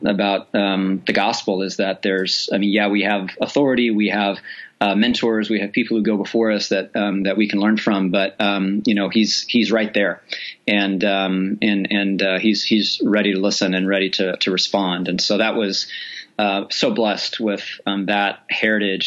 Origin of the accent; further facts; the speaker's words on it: Hays, Kansas, United States; I grew up in Hays, Kansas is a town of about 20,000 people